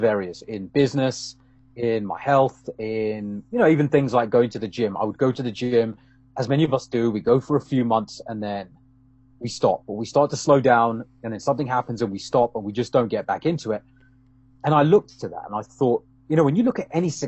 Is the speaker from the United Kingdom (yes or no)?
yes; London, United Kingdom; moved away as an adult; now in Canada; I'm originally from London in the UK. Been living in Canada, around 12 odd years now